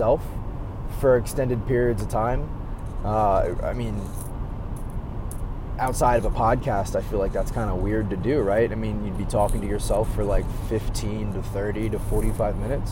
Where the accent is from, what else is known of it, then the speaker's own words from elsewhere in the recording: Maryland, United States; now in Chicago, United States; I grew up in Maryland